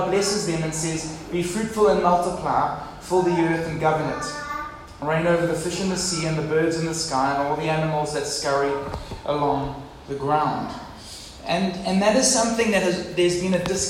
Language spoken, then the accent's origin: English; Durban, KwaZulu-Natal, South Africa; moved away; also born or lived in Port Elizabeth; I was from Durban. And now from PE